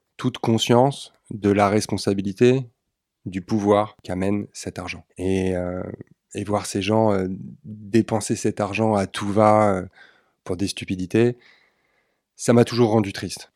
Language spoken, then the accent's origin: French; Neuilly-sur-Seine, Île-de-France, France; also born or lived in Austria; je suis né à Neuilly-sur-Seine. J'ai vécu toute mon enfance dans les quartiers cossus de, de l'Ouest parisien